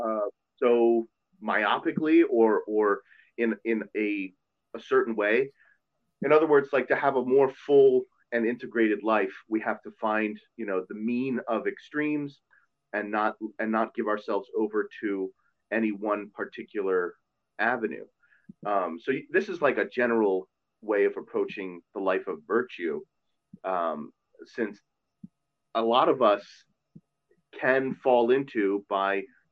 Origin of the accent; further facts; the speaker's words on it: Montgomery County, Maryland, United States; growing up in Montgomery County